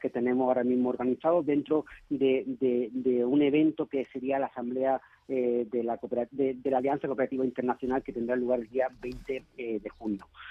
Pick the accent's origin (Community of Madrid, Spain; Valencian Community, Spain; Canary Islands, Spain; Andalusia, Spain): Andalusia, Spain; Málaga; soy malagueño